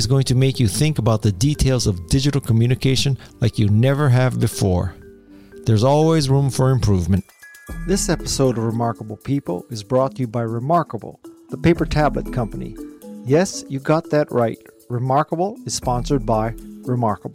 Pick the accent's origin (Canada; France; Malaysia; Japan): Japan; I'm Japanese